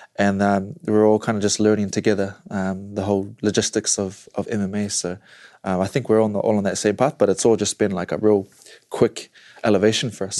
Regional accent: New Zealand; where I am from New Zealand, New Zealand.

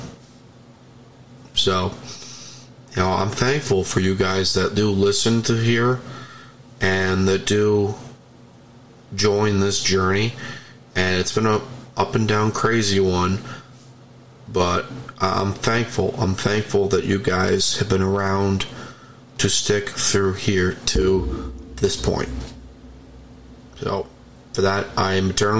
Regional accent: New York, United States; I'm from New York

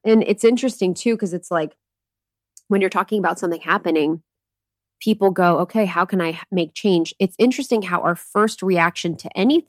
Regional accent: India; Because in my home country of India, I saw the most tragic experiences

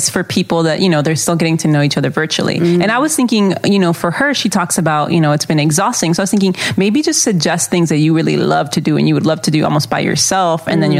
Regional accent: Texas, United States; For instance, I was raised in Texas and my family and I have been victims of racism, so I know it's very real

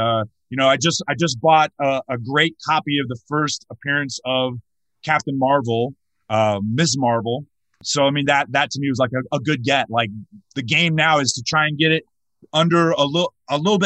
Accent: North Carolina, United States; I grew up in North Carolina

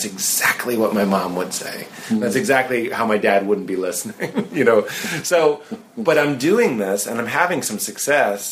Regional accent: Boston, Massachusetts, United States; I come from Boston

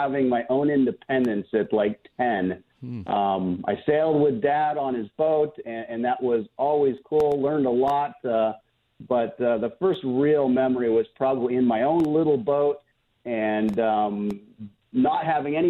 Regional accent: Fountain Valley, California, United States; I've been in Southern California pretty much all my life. Grew up in Fountain Valley, went to Fountain Valley High School.

